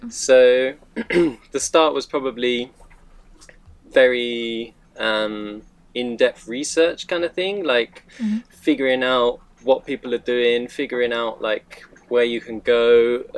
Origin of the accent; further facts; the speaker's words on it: United Kingdom; moved away; I'm from the UK